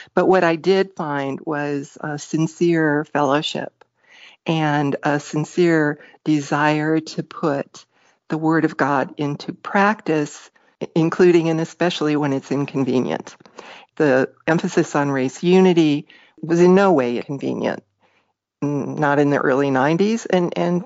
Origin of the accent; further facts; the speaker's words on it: Parma Heights, Ohio, United States; I grew up around Cleveland, Ohio, a little town called Parma Heights